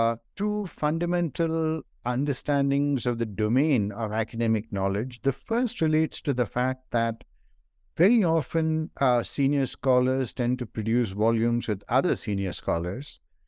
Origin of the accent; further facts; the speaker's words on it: Kerala, India; born there; also born or lived in northern India; I was born in India in the state of Kerala, which some of you may know is on the southwestern coast of India.